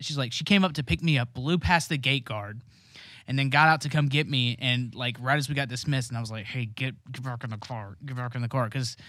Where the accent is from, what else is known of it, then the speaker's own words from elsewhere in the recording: Ohio, United States; I'm from Ohio. We know. Everyone there's from Ohio.